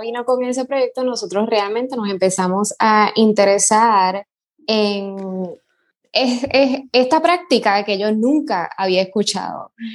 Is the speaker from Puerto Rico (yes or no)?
yes; Puerto Rico; also born or lived in New York, United States; soy puertorriqueña